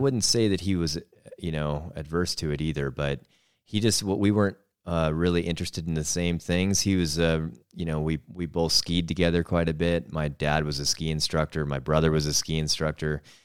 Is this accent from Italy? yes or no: no; north of Seattle, Western Washington, United States; moved away as an adult; now in Missoula, United States; we grew up in Western Washington, uh, just north of Seattle